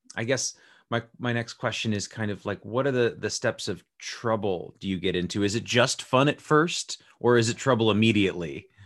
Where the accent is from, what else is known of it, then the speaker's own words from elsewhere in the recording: Las Vegas, Nevada, United States; I was born and raised in Las Vegas, Nevada